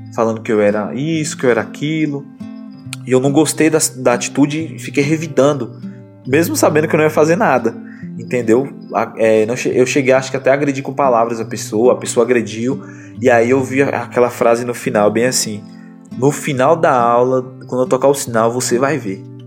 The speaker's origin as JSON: {"language": "Portuguese", "region": "Bahia", "country": "Brazil", "tie": "born or raised there", "also_born_or_lived": "Barreiras, Bahia", "said": "E a minha mãe, ela, ela criou a gente aqui."}